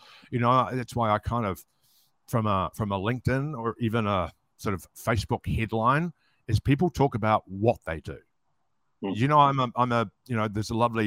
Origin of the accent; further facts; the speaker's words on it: New Zealand; moved away; also born or lived in Sydney, Australia; I'm an Australian citizen, but I was born in New Zealand. But yes, when I lived in Sydney, my mother was born in Melbourne